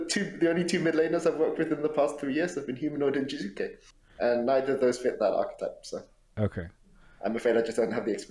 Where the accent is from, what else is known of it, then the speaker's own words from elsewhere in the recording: United Kingdom; cold and raining for the entire time that I've been here, um, which is a good thing for me as a Brit.